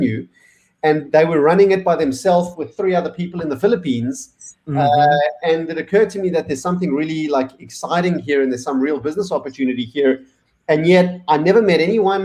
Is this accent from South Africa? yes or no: yes; South Africa; moved away as an adult; also born or lived in Australia / Indonesia / Switzerland; now in United States; I grew up in South Africa